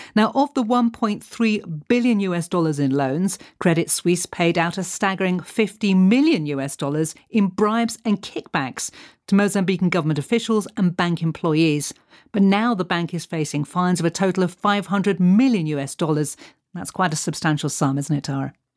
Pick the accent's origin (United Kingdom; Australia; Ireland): United Kingdom; London; now in South Africa; as a Londoner